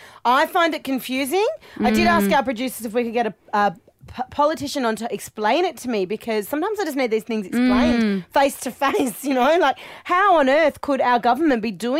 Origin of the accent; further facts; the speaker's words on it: Australia; I don't want that to represent us as Australian people